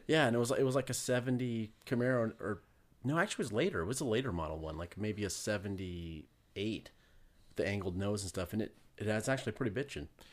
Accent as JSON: {"language": "English", "town": "Spokane", "region": "Washington", "country": "United States", "tie": "born or raised there", "said": "my hometown. Where at? Spokane"}